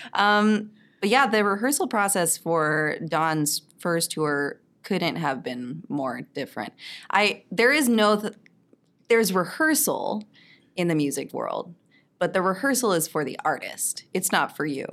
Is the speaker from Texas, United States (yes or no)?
yes; Texas, United States; moved away; I'm from Texas originally.